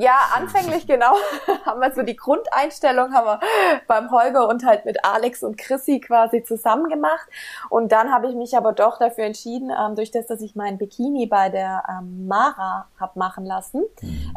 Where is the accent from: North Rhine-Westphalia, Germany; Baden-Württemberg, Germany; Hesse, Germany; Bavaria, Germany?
Baden-Württemberg, Germany; Ludwigsburg; ich komme aus Ludwigsburg